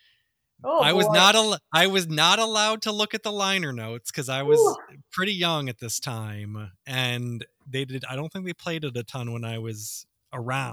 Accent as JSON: {"language": "English", "region": "Illinois", "country": "United States", "tie": "born or raised there", "said": "growing up in Illinois, we lived maybe about 3 hours west of Chicago"}